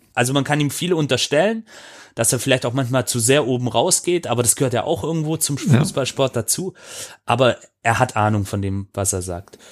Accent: Swabia, Germany; ich als gebürtiger Schwabe

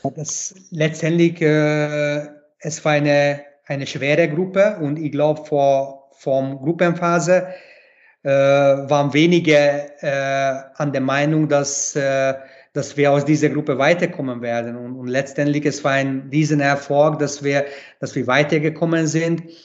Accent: Hungary; German is a second language; moved away as an adult; now in Graz, Austria; ich bin ungarisch, ich bin ein Ungar, aber ich bin halt auch Grazer in einem

